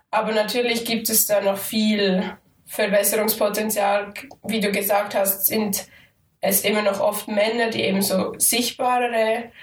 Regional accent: Aargau, Switzerland; Und ich als Aargauerin, die aber in Zürich studiere, bin also ein bisschen zwischen den Stühlen manchmal.

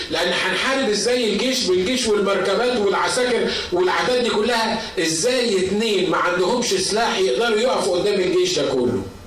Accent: Egypt; عندنا في مصر

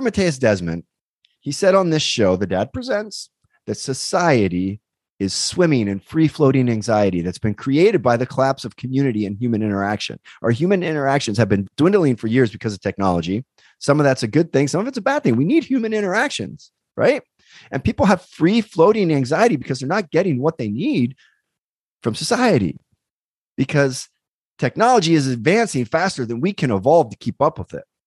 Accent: East Coast, United States; now in California, United States; I grew up on the East Coast.

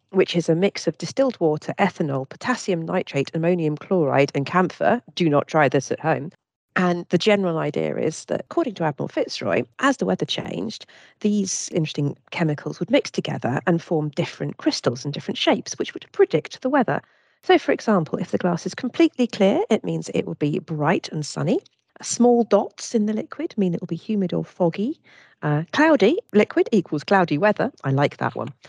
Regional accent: Bermuda; I, I came from Bermuda historically, and they used to have shark oil barometers there.

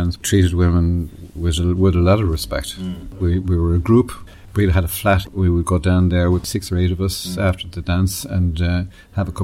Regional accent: Dublin, Leinster, Ireland; born or raised there

